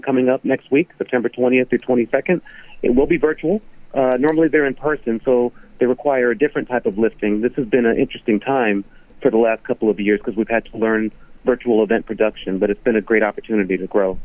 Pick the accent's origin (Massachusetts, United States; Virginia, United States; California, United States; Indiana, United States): California, United States; Carson; moved away as an adult; also born or lived in Chatsworth, California / Palmdale, California; now in Washington, D.C., United States; I grew up in Carson, Lomita